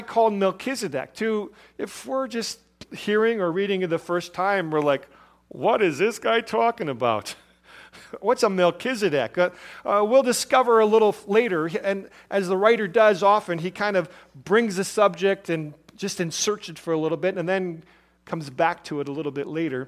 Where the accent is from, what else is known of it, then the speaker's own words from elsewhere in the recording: Chicago, Illinois, United States; moved away as an adult; also born or lived in Milwaukee, Wisconsin / Nebraska / southeast Arizona; Growing up in Chicago and being in other cities